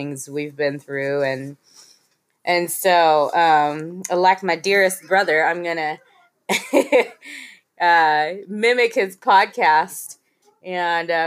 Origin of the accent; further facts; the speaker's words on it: Central Coast, California, United States; Been on the Central Coast since junior high years